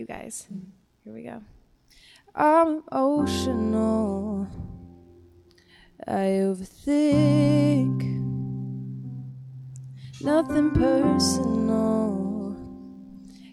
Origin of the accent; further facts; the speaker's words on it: Stockholm, Stockholm County, Sweden; moved away as an adult; So I am from Stockholm, Sweden, and I recently moved here about a year and a half ago